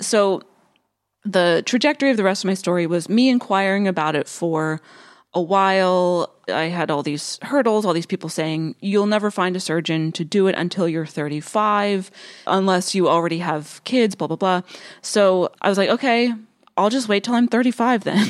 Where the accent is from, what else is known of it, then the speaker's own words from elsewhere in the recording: rural western Pennsylvania, United States; moved away; stayed in my hometown of, like, rural, western Pennsylvania